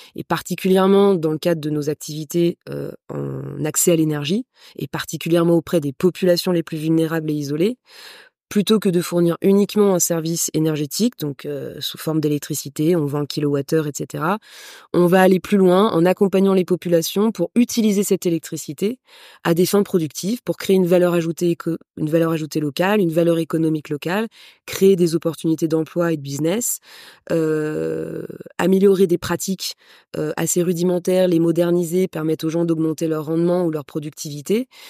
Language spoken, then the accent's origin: French; France; moved away as an adult; now in Madagascar; une entrepreneure d'origine française. Mon père est d'origine ukrainienne. Et assez rapidement, j'ai quitté la France pour venir m'installer à Madagascar